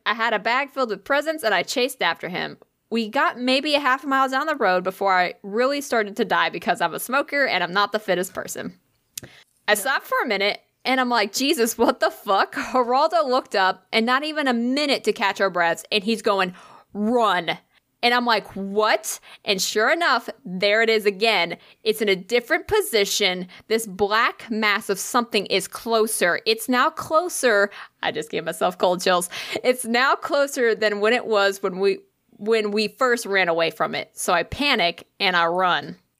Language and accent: English; Scotland, United Kingdom; I'm Scottish, so the amount of alcohol was completely irrelevant.